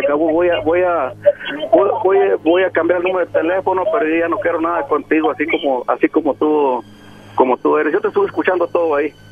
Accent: Mexico; Yo soy mexicano

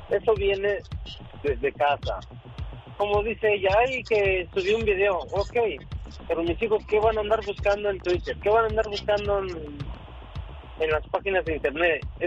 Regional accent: Oaxaca, Mexico; moved away; porque yo soy uno los que salí huyendo del PRI, porque yo soy de allá de Oaxaca

